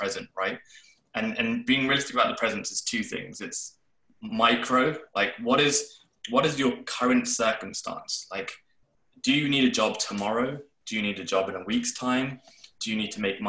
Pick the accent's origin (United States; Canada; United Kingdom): United Kingdom; London; when I was growing up in London